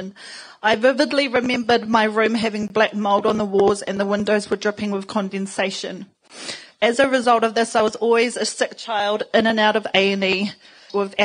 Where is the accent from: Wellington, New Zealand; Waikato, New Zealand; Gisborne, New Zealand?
Wellington, New Zealand; Porirua; moved away; I grew up in Cannons Creek in a Housing New Zealand state home with my sisters.